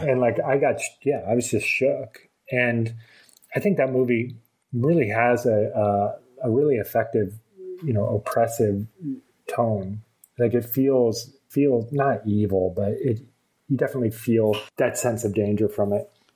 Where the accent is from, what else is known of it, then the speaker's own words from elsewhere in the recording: Vermont, United States; I, I was born and raised in Vermont, which is you know sort of a woodsy place